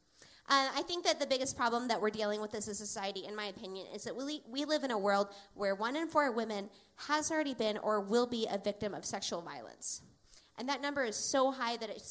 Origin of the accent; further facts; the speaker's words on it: Seattle, Washington, United States; I grew up in Seattle, and I was bullied a lot growing up in Seattle.